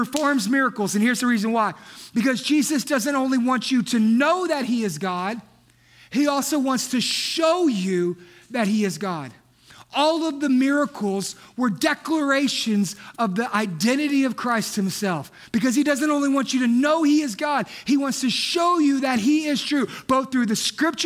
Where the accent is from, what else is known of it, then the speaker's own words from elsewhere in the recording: Texas, United States; We're from Texas.